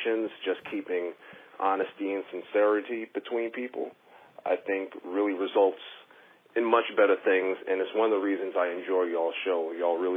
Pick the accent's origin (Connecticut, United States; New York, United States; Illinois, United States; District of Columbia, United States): New York, United States; moved away as an adult; now in Philadelphia, United States; I was born and raised in New York, relocated to Philly 6 years ago to raise my child